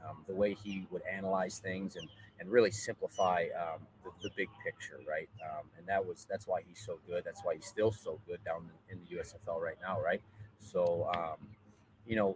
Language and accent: English; Orchard Park, New York, United States; moved away as an adult; also born or lived in Texas; I'm from Orchard Park, New York, a little suburb outside of Buffalo